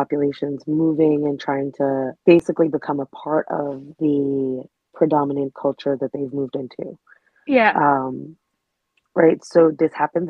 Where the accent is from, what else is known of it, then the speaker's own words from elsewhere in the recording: New York City, New York, United States; I grew up in New York City